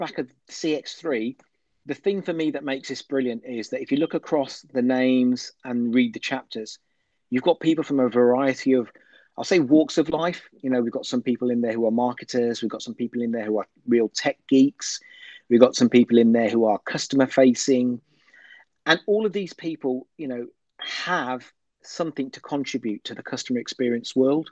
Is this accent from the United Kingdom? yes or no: yes; Birmingham, West Midlands, United Kingdom; I come from Birmingham, England